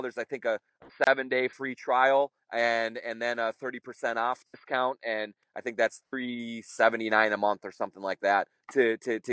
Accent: Minnesota, United States; you can tell by my accent, I'm born and raised here

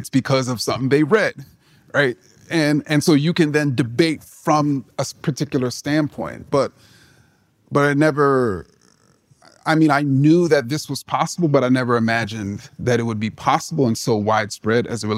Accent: New York City, New York, United States; I grew up in Jamaica, Queens

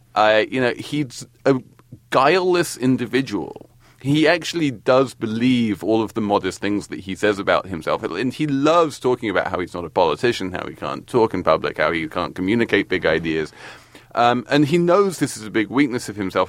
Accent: England, United Kingdom; now in United States; as an Englishman in America

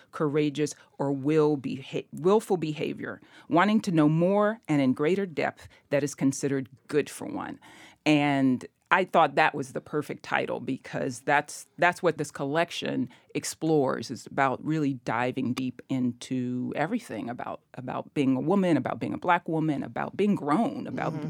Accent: Memphis, Tennessee, United States; growing up in Memphis

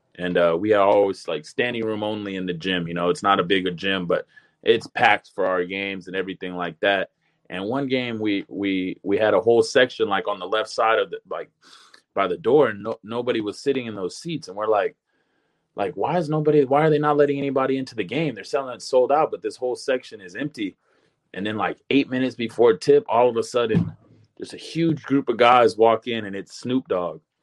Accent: Long Beach, California, United States; moved away as an adult; also born or lived in Lakewood, California; I grew up in Long Beach, you know, I went to Long Beach probably high school

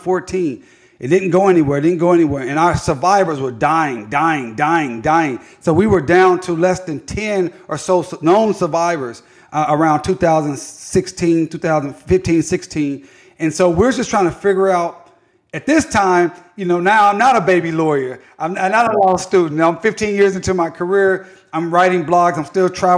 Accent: Tulsa, Oklahoma, United States; I went to school on Greenwood Avenue at Carver Middle School. I went to school at Booker T. Washington High School, the pride of Greenwood in North Tulsa

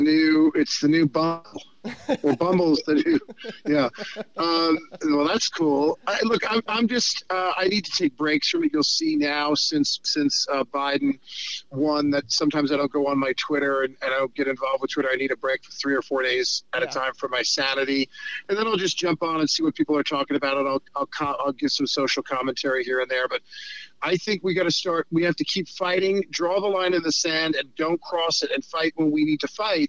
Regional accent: New York, United States; I'm a New Yorker who's a Hollywood liberal

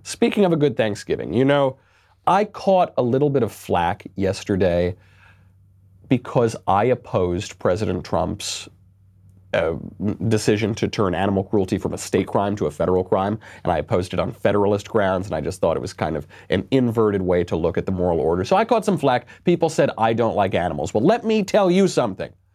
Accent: United States; I'm an American

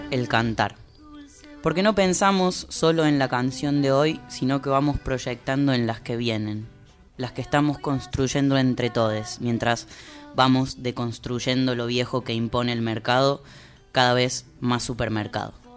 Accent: Córdoba, Argentina; now in Buenos Aires, Argentina; soy un pajuerano porque soy cordobés

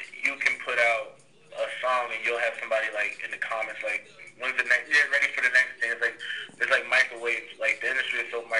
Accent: New York, United States; I'm from New York

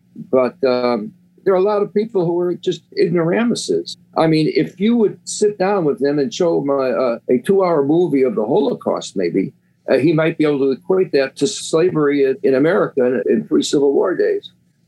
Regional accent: Chicago, Illinois, United States; moved away as an adult; now in New York, United States; I'm from Chicago, although I've lived in New York for 50 years. But I grew up as a Cub fan.

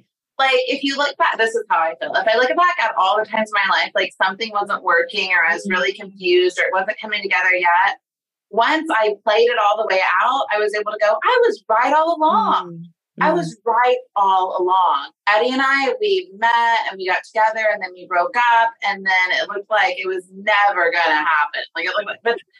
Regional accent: Sand Springs, Oklahoma, United States; I'm from Sand Springs, Oklahoma

